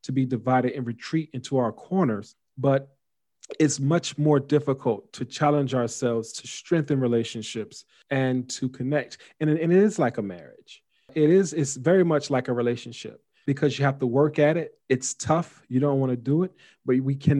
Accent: United States

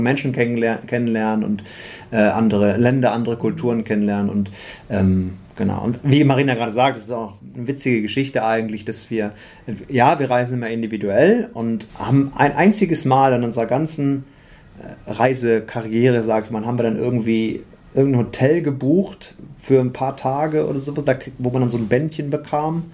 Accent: Osnabrück, Lower Saxony, Germany; moved away; also born or lived in Düsseldorf; bin aber eigentlich gebürtiger Osnabrücker

